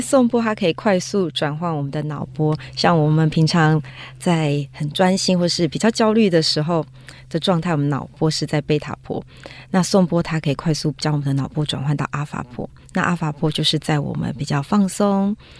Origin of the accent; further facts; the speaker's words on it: Taiwan; 我们台湾这边